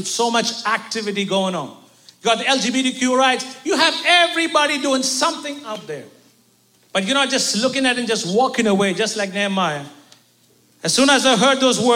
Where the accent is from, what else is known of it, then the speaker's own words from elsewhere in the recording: India; as an Indian